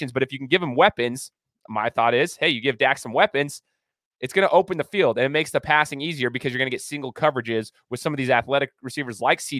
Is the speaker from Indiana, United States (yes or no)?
no; Idaho, United States; I'm from Idaho